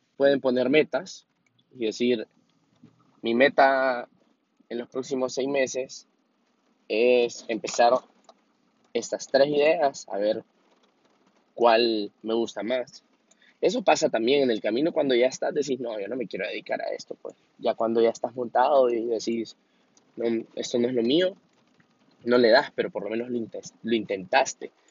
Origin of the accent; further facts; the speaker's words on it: Honduras; yo específicamente soy de Honduras